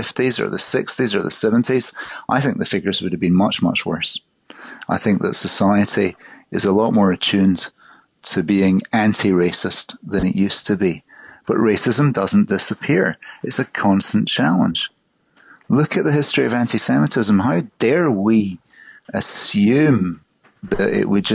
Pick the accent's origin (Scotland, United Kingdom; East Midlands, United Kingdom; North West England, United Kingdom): Scotland, United Kingdom; Glasgow; I grew up in Glasgow in the 1960s, 1970s